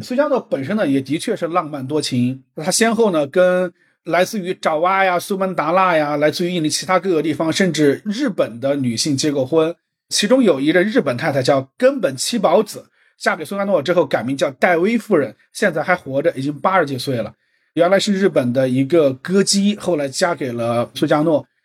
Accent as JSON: {"language": "Chinese", "country": "China", "said": "还有一个涉及到我们中国人可能很敏感的一个话题"}